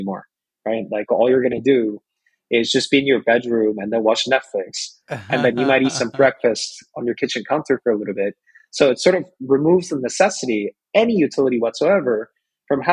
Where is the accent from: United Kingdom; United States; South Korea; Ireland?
South Korea; When I was growing up in Korea